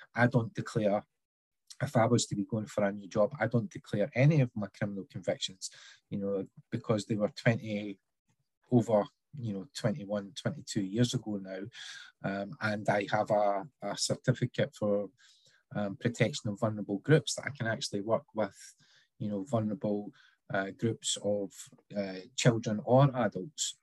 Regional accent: Scotland, United Kingdom; growing up in Scotland

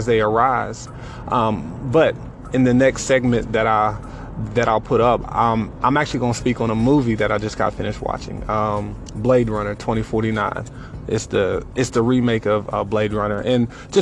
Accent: Johnson City, Tennessee, United States; moved away as an adult; also born or lived in Kentucky; Tennessee, to be exact, in a little small town called Johnson City.

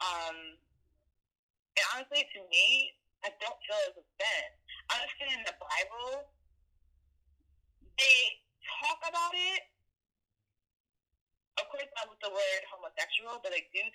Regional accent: United States; I am Liberian American with family from West Africa. I'm the first one born here in my family in the U.S.

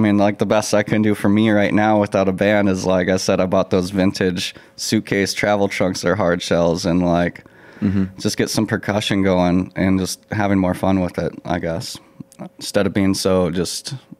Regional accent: Colorado, United States; now in Minnesota, United States; I was raised in Colorado. I came up in the heavy metal scenes and very punk rock.

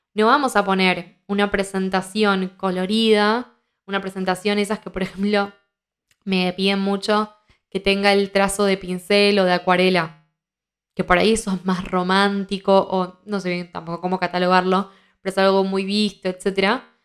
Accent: Argentina; soy argentina

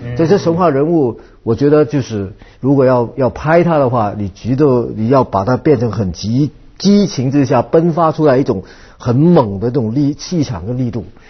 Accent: Vietnam; moved away; also born or lived in Hong Kong / United States; 我是在越南从年长大。从小长大

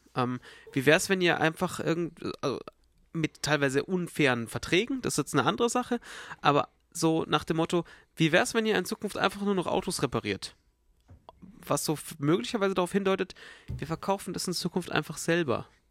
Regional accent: Munich, Bavaria, Germany; bei uns in Bayern

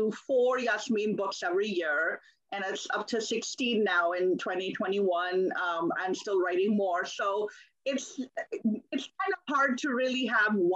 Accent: Pakistan; moved away as an adult; now in United States; I was born in Pakistan and I grew up there. So I only came to the US as an adult in my early 20s

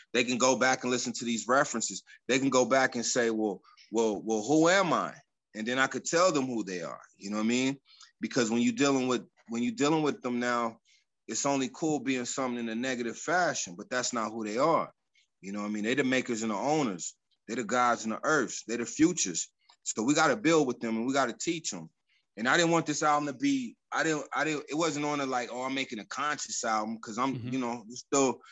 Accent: Colorado Springs, Colorado, United States; a club that I grew up in Colorado Springs called the Jazz Affair

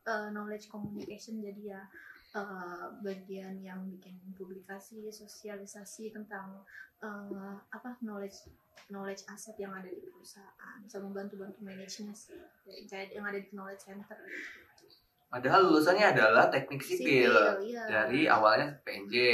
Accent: Jakarta, Indonesia; moved away as an adult; now in Depok, Indonesia; Jakarta. Bapak Ibu karena Bapak Ibu juga asli dari Jakarta.

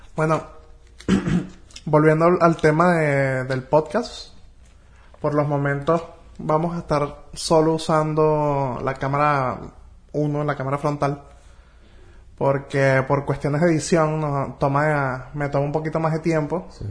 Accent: Caracas, Capital District, Venezuela; yo soy de Caracas

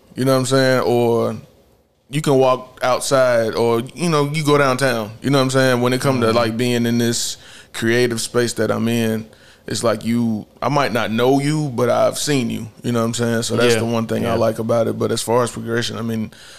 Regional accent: Charlotte, North Carolina, United States; Side from birth to death. You feel me?

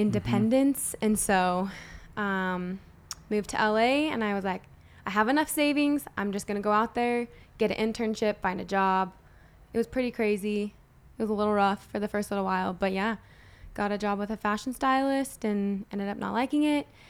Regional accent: Utah, United States; moved away; also born or lived in Los Angeles; Born and raised in Utah

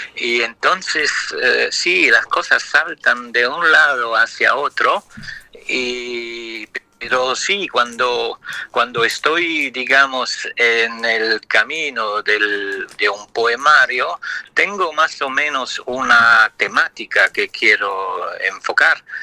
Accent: Luxembourg; first language Italian; Spanish is a second language; moved away as an adult; also born or lived in France; Yo soy de lengua materna italiana, pero nací en Luxemburgo

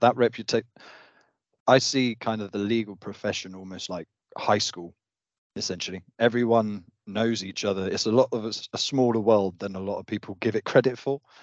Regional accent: Devon, South West England, United Kingdom; I'm from Devon now, but, yeah, a small

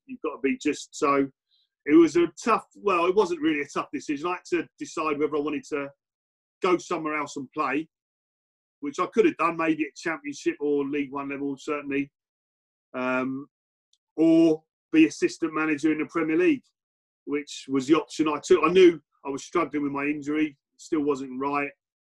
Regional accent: England, United Kingdom; born there; I wasn't born and bred in Wales, but all my family are from Cardiff. So literally every other person in my family as well. So I was the only one born in England.

